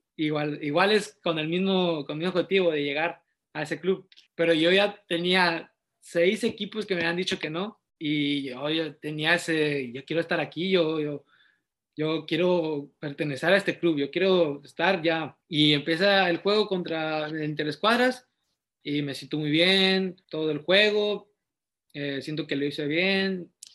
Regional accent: Matehuala, San Luis Potosí, Mexico; also born or lived in Querétaro; now in Tijuana, Mexico; nací en Matehuala, San Luis Potosí, soy originario de, de la ciudad, de Las Camelias

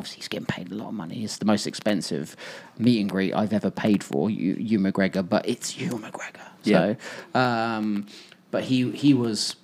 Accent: Portsmouth, South East England, United Kingdom; I was from Portsmouth

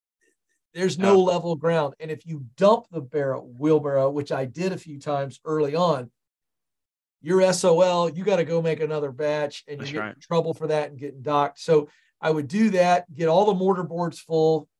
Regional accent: Tidewater area, Virginia, United States; born or raised there; also born or lived in Point Pleasant, West Virginia

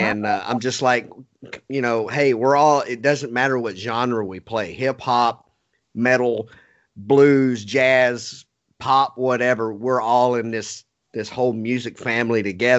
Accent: Texas, United States; also born or lived in Montana; I am a straight up Texan

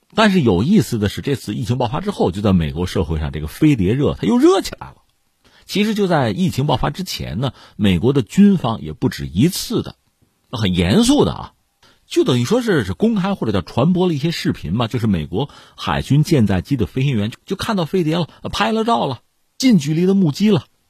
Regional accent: China; 连我作为一个普通中国公众我都受不了

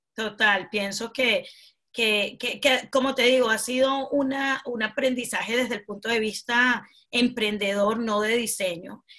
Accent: Venezuela; now in United Kingdom; soy venezolana de corazón nato, me encanta mi país Venezuela

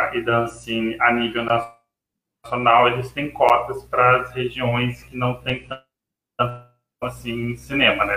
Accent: Catalão, Goiás, Brazil; also born or lived in Niterói; eu sou de Catalão, Goiás

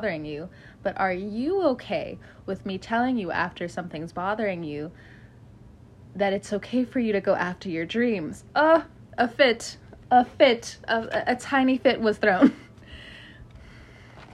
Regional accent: California, United States; now in the southern United States; I grew up in California

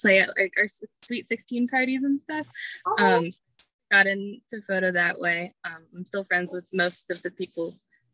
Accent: Chester, Virginia, United States; also born or lived in Richmond, Virginia; I went to Clover Hill. It's like in Chester

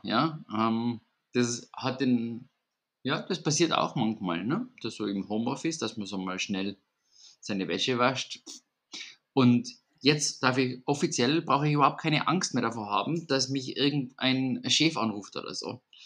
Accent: Vienna, Austria; bei uns in Wien

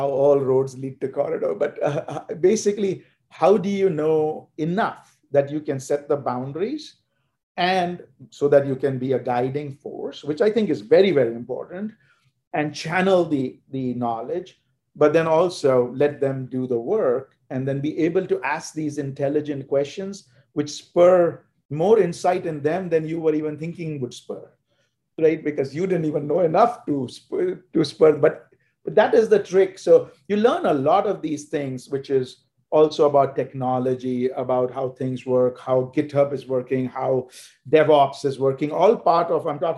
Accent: India; especially growing up in India that gives you a, a very different perspective of what is meant by organization, order.

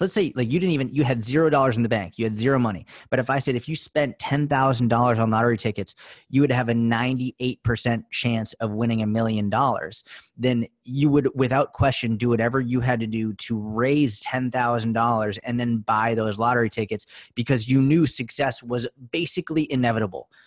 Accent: outside Boston, Massachusetts, United States; I grew up in outside Boston, Mass

